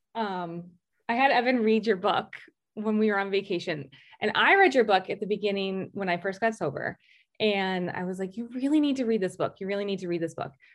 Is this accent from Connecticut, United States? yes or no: yes; Greenwich, Connecticut, United States; also born or lived in Maine; I'm from Greenwich, Connecticut